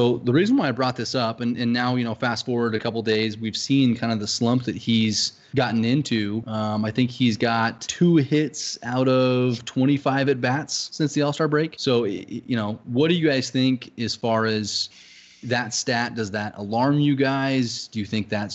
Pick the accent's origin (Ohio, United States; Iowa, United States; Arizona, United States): Arizona, United States; me growing up in Arizona